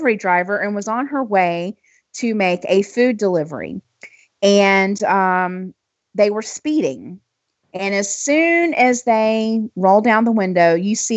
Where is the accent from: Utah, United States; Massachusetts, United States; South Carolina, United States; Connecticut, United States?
South Carolina, United States; I'm from South Carolina